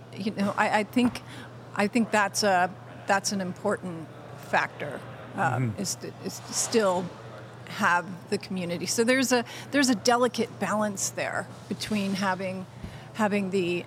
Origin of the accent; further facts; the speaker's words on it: New Jersey, United States; I'm from New Jersey